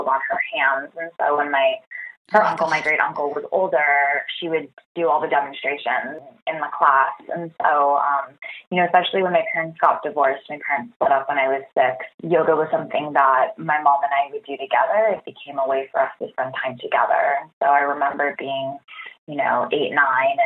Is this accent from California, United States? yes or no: yes; Los Angeles, California, United States; growing up in Los Angeles